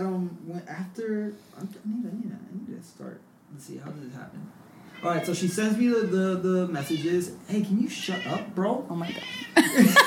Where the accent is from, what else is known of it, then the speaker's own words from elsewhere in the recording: South San Francisco, California, United States; now in San Francisco, United States; I grew up in South San Francisco